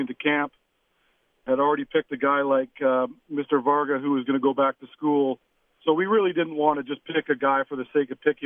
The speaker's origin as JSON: {"language": "English", "country": "Canada", "said": "I'm a Canadian kid"}